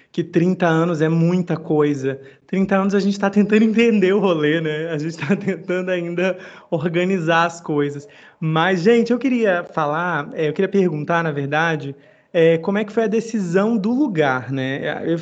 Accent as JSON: {"language": "Portuguese", "region": "Northeast Region", "country": "Brazil", "said": "o Nordeste, pô, eu sou nordestino, eu, o, meu sonho, o meu sonho sempre foi voltar"}